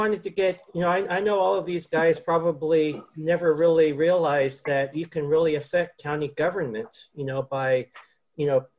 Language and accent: English; San Francisco, California, United States; No, I come from San Francisco. I was over at UCSF for the last 15 years.